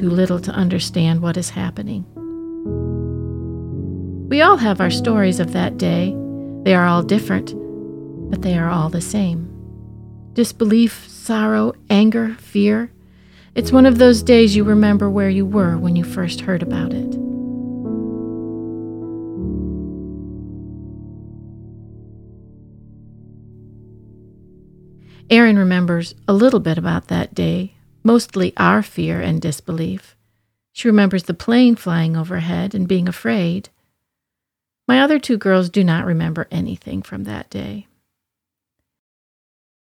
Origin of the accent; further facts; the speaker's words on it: Midwest, United States; As a Midwesterner from the heartland